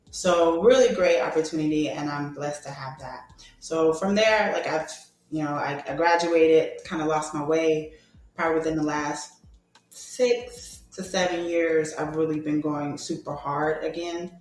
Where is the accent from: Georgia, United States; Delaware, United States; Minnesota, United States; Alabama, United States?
Georgia, United States; Atlanta; moved away; I'm actually originally from Atlanta, Georgia